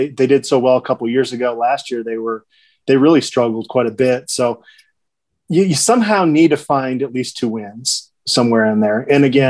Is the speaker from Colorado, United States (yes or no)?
no; Phoenix, Arizona, United States; moved away; I grew up in Phoenix